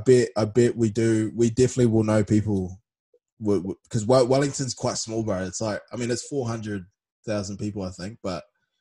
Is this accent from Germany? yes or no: no; Malaysia; also born or lived in New Zealand; So I grew up in Malaysia from, like, the age of six to... We were back and forth between Asia and New Zealand until I was about 11, 12, something like that.